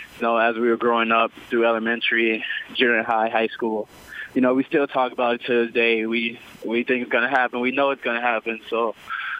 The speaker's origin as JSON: {"language": "English", "town": "Minneapolis", "region": "Minnesota", "country": "United States", "tie": "born or raised there", "also_born_or_lived": "Brooklyn Park, Minnesota", "said": "I'm from Minneapolis, Minnesota. I went to high school in Brooklyn Park, Minnesota"}